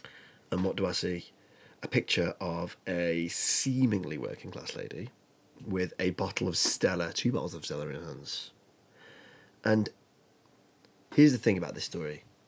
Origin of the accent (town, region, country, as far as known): the north of England, United Kingdom; accent: northern